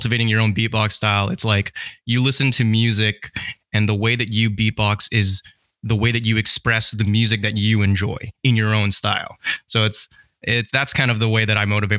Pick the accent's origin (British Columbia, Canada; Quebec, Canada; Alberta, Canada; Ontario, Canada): British Columbia, Canada; Vancouver; also born or lived in Surrey, British Columbia; I was born and raised in Canada, and like Vancouver specifically